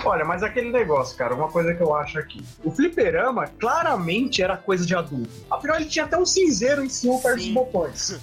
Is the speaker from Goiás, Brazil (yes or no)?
no; Carapicuíba, São Paulo, Brazil; eu cresci em Carapicuíba